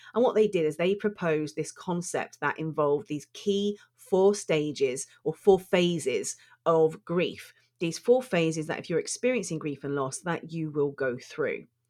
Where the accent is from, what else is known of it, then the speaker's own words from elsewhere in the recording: United Kingdom; I'm British